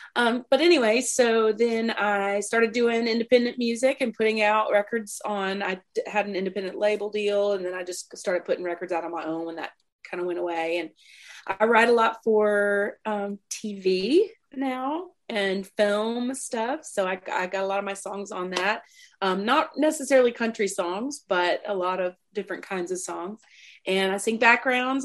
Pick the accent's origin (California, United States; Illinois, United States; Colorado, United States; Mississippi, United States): Mississippi, United States; moved away as an adult; now in Nashville, United States; I'm a girl from Mississippi, and I grew up um, with a mom and a dad and a sister in the house.